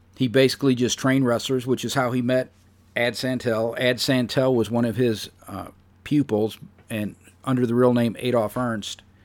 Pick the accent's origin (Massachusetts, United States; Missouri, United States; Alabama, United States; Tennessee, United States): Missouri, United States; St. Louis; my hometown of Saint Louis, Missouri